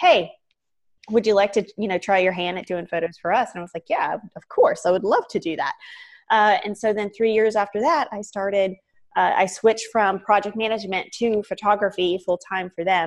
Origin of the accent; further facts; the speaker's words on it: Savannah, Georgia, United States; also born or lived in Atlanta, United States / Miami, United States; I grew up in Savannah